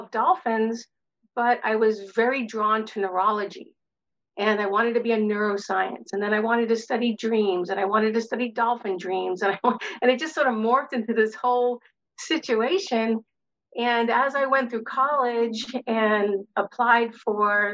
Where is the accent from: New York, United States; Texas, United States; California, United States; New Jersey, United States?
New York, United States; New York City; I grew up in Brooklyn, New York, and my world was filled with concrete and bricks